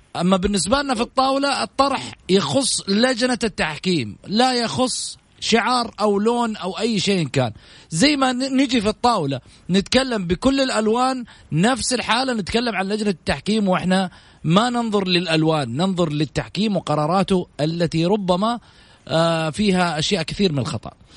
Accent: Saudi Arabia; احنا كسعوديين

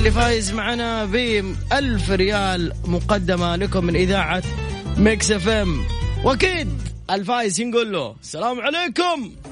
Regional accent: Yemen; now in Riyadh, Saudi Arabia; من اليمن

